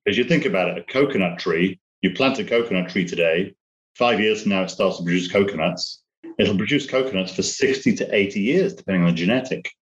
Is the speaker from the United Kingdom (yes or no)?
yes; United Kingdom; moved away as an adult; now in United States; British, but I'm uh, living in the States now, dual citizen